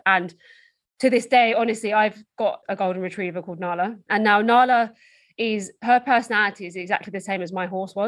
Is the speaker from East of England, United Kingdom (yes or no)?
yes; Essex, East of England, United Kingdom; So I'm from Essex in the UK, which is just outside London.